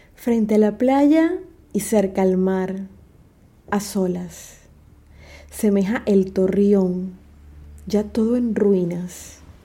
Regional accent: Panama; nuestra identidad como panameños

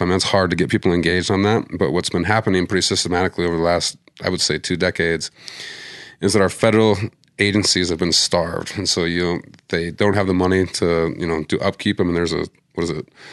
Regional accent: Missoula, Montana, United States; moved away as an adult; now in Denver, United States; Missoula, my hometown

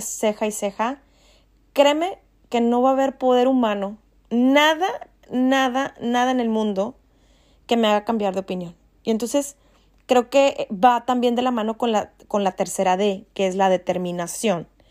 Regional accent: Mexico; nosotros como mexicanos

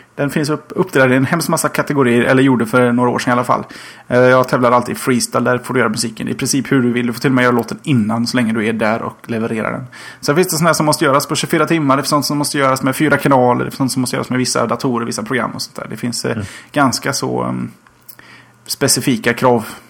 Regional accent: Gothenburg, Västra Götaland, Sweden; Som göteborgare

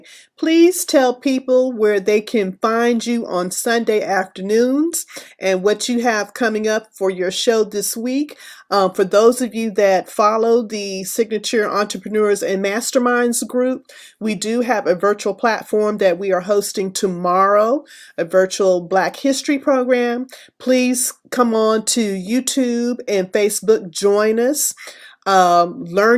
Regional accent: Abilene, Texas, United States; moved away; I am originally from West Texas. So I was born in Abilene, Texas

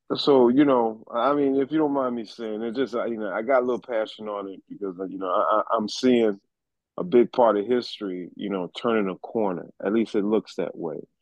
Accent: United States; I am an American.

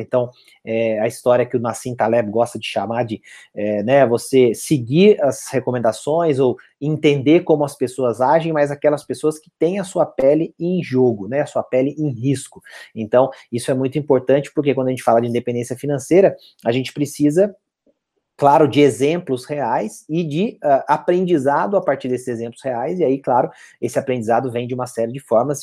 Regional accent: Itajubá, Minas Gerais, Brazil; Eu estou em Itajubá, minha terra natal aqui

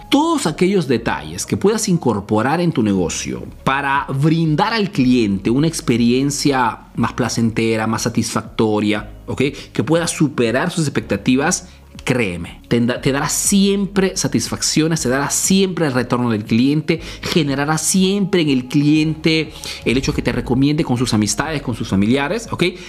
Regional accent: Peru; now in Italy; soy un emprendedor peruano que vive, hace negocio en Italia, en Europa

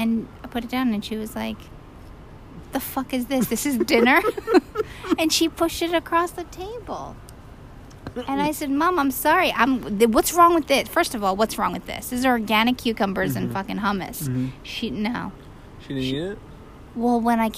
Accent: New York, United States; I'm a New Yorker.

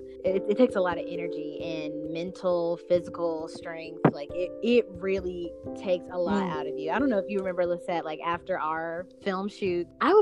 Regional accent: Chattanooga, Tennessee, United States; my hometown, Chattanooga, Tennessee.

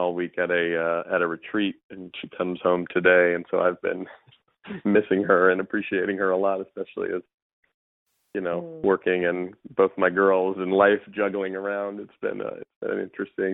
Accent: Bay Area, California, United States; I grew up here in the Bay Area where I still live

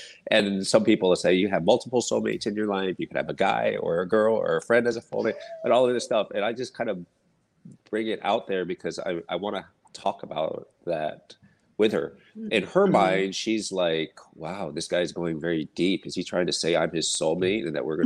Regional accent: United States; I was born and raised here in the States

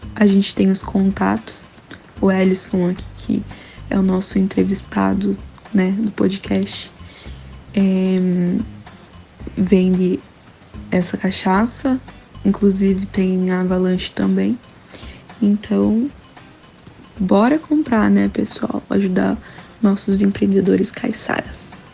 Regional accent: Paranaguá, Paraná, Brazil; moved away as an adult; now in Curitiba, Brazil; eu sou de Paranaguá, né, mas como vocês sabem, estou morando em Curitiba

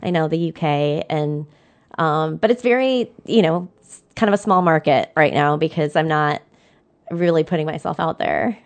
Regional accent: Downriver, Michigan, United States; I'm from Down River and we have the river.

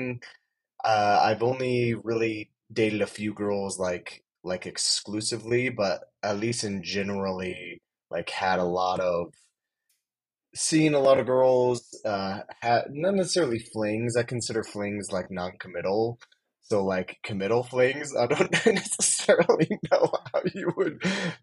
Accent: Plainfield, Indiana, United States; moved away as an adult; also born or lived in Honduras; now in Utah, United States; I grew up in right outside of Indianapolis, Indiana. It's a little town called Plainfield, 15, 20 minutes from downtown.

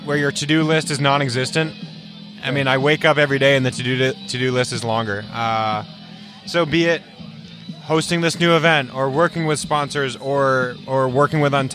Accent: New England, United States; also born or lived in California; now in Vermont, United States; I'm from New England

